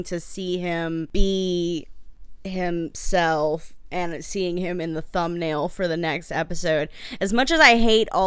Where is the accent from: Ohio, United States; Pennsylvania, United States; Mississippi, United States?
Mississippi, United States; I'm from Mississippi.